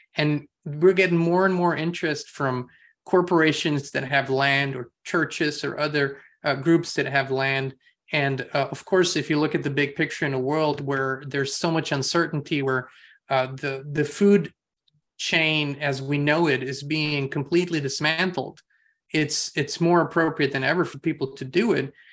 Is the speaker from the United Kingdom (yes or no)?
no; Austria; moved away; I'm from Europe originally, um, and grew up in Austria